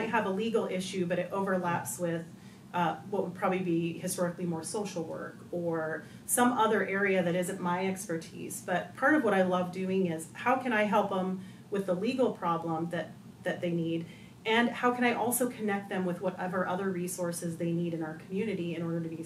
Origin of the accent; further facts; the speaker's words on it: Northwest Montana, United States; now in Liberty Lake, United States; I grew up in Northwest Montana.